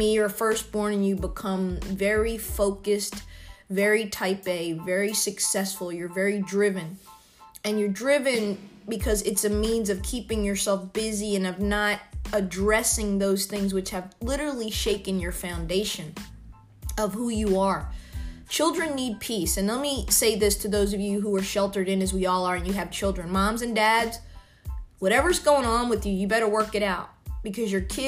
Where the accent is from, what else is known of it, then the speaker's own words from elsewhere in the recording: United States; being an American